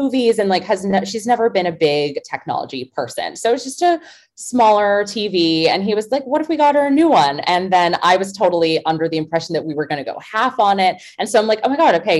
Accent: New York, United States; moved away as an adult; now in Los Angeles, United States; I am from New York actually, but I currently live in LA. I've been there for over a decade

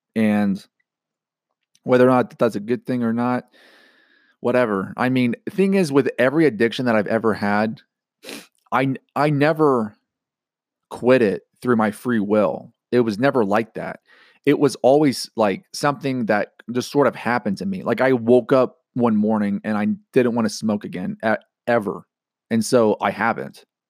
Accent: Georgia, United States; moved away; growing up in Georgia

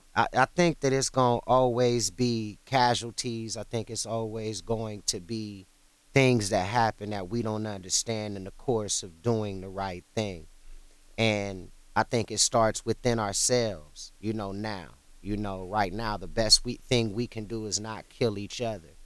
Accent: Ohio, United States; also born or lived in Cleveland; I was born in Ohio and I was in and out of Cleveland throughout my childhood

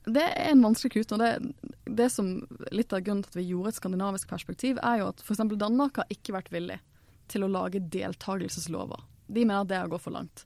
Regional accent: Norway; jeg er jo norsk

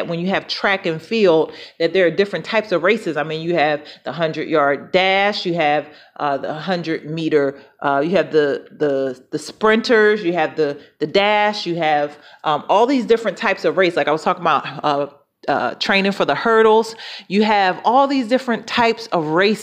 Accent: Philadelphia, Pennsylvania, United States; moved away; I'm from Philadelphia originally. And that's where I was born and raised.

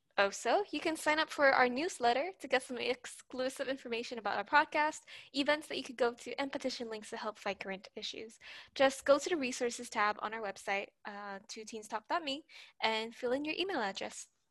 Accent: Puerto Rico; I'm from Puerto Rico.

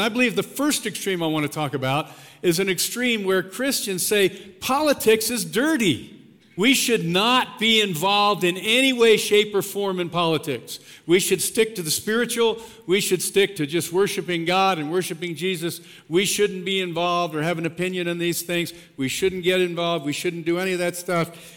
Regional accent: Pennsylvania, United States; now in Colorado, United States; I grew up in Pennsylvania, grew up a Penn State fan

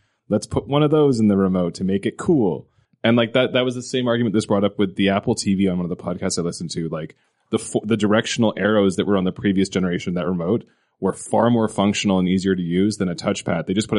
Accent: Canada; When I was a little kid growing up in Canada

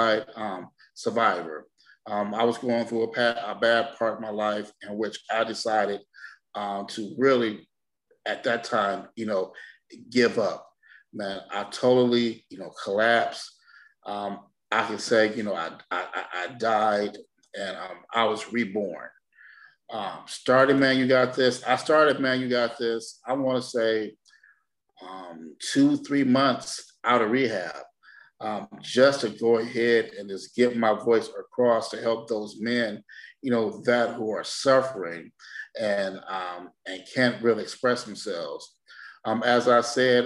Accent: Detroit, Michigan, United States; I'm from Detroit, Michigan, born and raised.

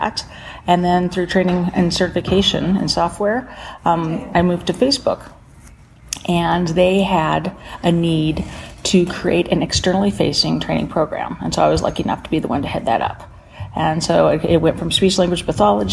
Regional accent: Belen, New Mexico, United States; I grew up in Belen, just south of Albuquerque.

